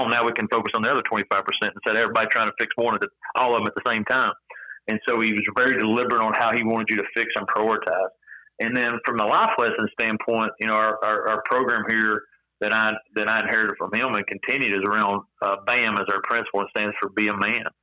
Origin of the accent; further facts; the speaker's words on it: East Tennessee, United States; moved away; I'm from Tennessee originally. I'm from East Tennessee